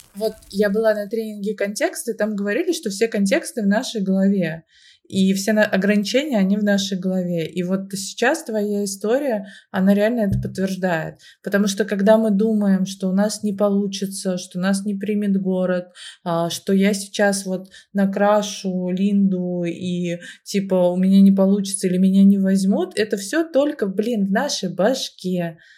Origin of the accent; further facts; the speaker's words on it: Moscow, Russia; я родилась в Москве, всю жизнь живу в Москве